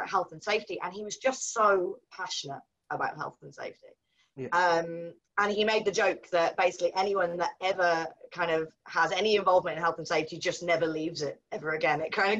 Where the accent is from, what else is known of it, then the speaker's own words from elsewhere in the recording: Cardiff, Wales, United Kingdom; So I'm actually a Welsh girl, which I don't think you would know from the accent. I don't have the accent anymore. So I grew up in Cardiff, in a little village called Whitchurch, or Reglwys Newydd, as we would say in Welsh.